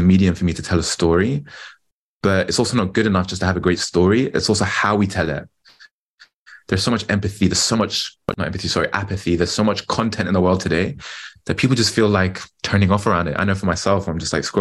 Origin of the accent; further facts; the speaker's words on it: London, United Kingdom; I'm British, born and raised in London